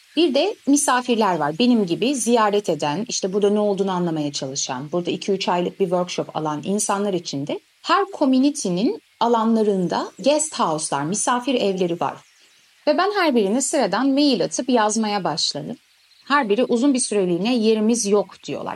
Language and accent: Turkish; Istanbul, Turkey; ben Türk'üm hani Türkiye'den geldim İstanbulluyum